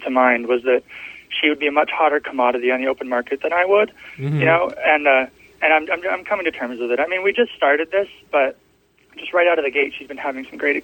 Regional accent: Idaho, United States; moved away; also born or lived in West Texas; I'm from Idaho and stuff, but we came from West Texas, went to religious colleges, you know, grew up in a really stilted environment

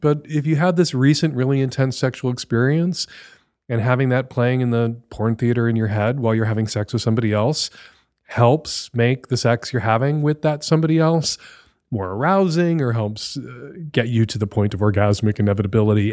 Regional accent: United States; as an American

